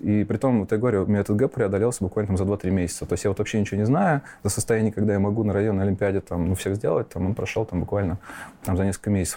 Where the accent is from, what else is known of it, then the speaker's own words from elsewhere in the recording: Nizhny Novgorod, Nizhny Novgorod Oblast, Russia; also born or lived in Fryanovo, Moscow Oblast; Я родился в Подмосковье, поселок Фрянов, он там на восток от Москвы. Угу. Вот, и до девяти лет я там прожил, а потом мои родители переехали в Нижний Новгород, и уже школу университета закончил там.